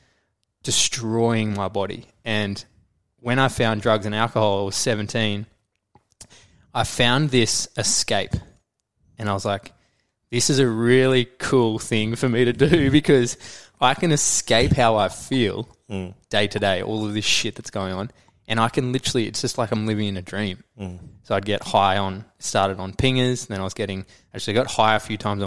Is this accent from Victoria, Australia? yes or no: no; Noosa, Queensland, Australia; also born or lived in Brisbane; we moved to Noosa from Brisbane